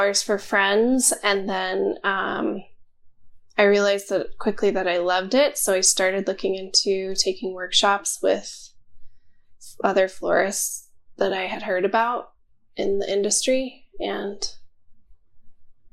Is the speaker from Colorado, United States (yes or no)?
yes; Eastern Slope, near Colorado Springs, United States; now in Grand Junction, United States; I grew up on the Eastern Slope, close to Colorado Springs